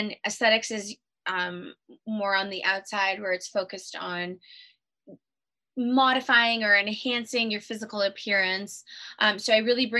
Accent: Toronto, Ontario, Canada; now in California, United States; I'm not originally from California. I was raised in Toronto, Canada

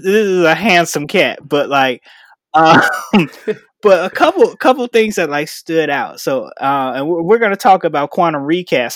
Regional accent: Chicago, Illinois, United States; moved away as an adult; now in Arizona, United States; I'm from Chicago, Illinois

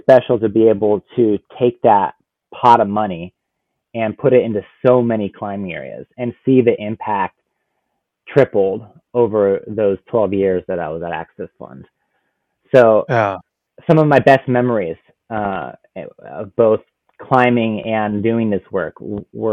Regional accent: Washington, United States; back here in my home state, just an hour from where I am now

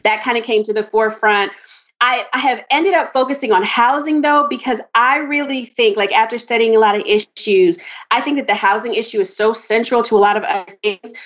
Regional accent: Maryland, United States; also born or lived in North Carolina / Charlotte, North Carolina; I was born in North Carolina my family moved up to Maryland when I was like, I was a baby. You know what I mean? So I did like all my grade school in Maryland

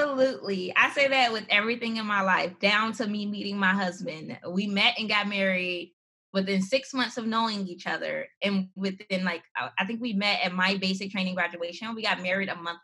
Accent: Gary, Indiana, United States; I grew up in Gary, Indiana, this small city

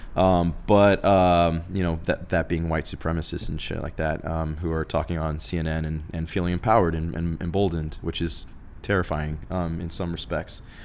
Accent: Phoenix, Arizona, United States; moved away as an adult; also born or lived in Los Angeles, California / Tucson, Arizona; in Arizona, growing up in Phoenix, when I left Phoenix

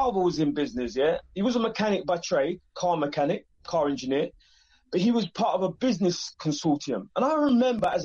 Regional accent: England, United Kingdom; I'm funny from England

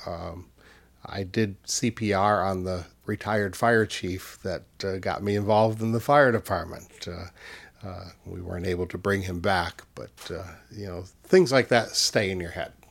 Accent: Easthampton, Massachusetts, United States; And in my hometown in, in Western Mass, I grew up in East Hampton.

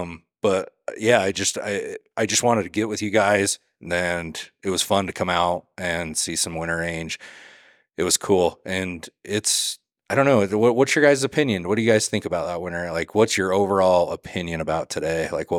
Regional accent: Idaho, United States; I mean, I come from Southeast Idaho.

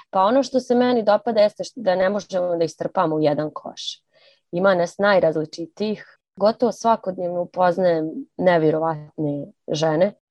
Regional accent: Banja Luka, Republika Srpska, Bosnia & Herzegovina; also born or lived in Zagreb; Mene su definitivno odredili ti moji gradovi ne znam u kojoj mjeri Zagreb, pošto, pošto smo otišli kad sam bila mala, ali svakako Banja Luka.

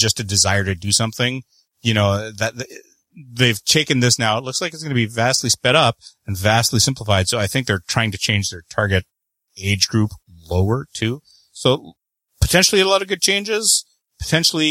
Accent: Canada; I am the Canadian

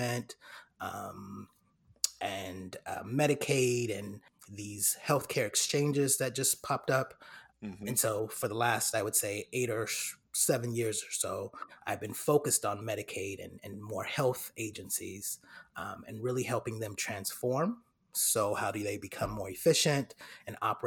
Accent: Fairfield, California, United States; moved away as an adult; now in Atlanta, United States; I'm originally from Fairfield, California, born and raised, and I'm actually in Atlanta, Georgia now

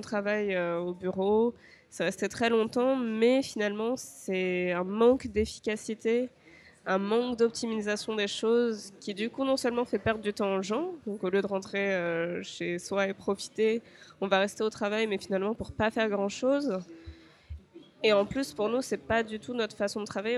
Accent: France; moved away as an adult; now in Japan; en tant que Français, on vient d'un pays où on a énormément d'avantages

